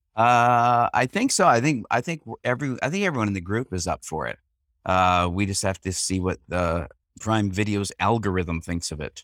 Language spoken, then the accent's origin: English; Canada; I'm Canadian and I had an English mother